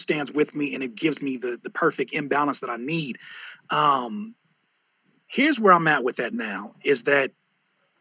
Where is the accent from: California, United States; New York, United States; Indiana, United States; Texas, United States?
California, United States; Southern; we're from Southern California